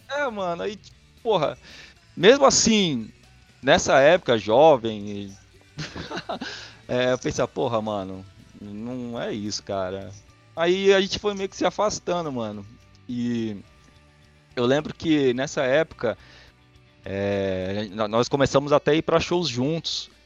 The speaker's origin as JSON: {"language": "Portuguese", "town": "Vitória", "region": "Espírito Santo", "country": "Brazil", "moved": "yes", "lives_now": "São Paulo, Brazil", "said": "sou capixaba de Vitória"}